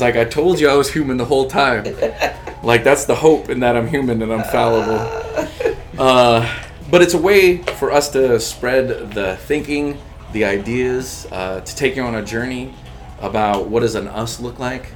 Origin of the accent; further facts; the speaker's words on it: Texas, United States; I grew up in Texas, I grew up in a barrio neighborhood